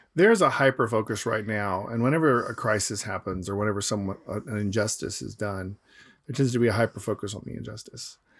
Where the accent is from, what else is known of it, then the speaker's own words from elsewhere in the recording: Atlanta, Georgia, United States; moved away; where I grew up in Atlanta, it's, um, it's only sixty percent white